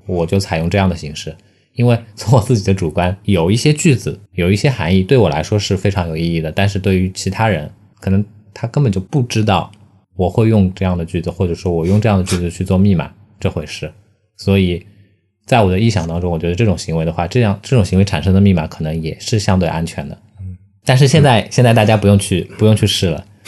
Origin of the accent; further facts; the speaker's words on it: Shanghai, China; 作为一个上海人